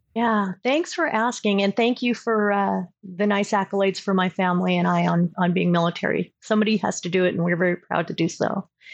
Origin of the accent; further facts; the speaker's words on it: Southern California, United States; also born or lived in Colorado; now in Augusta, Georgia, United States; I'm originally from Southern California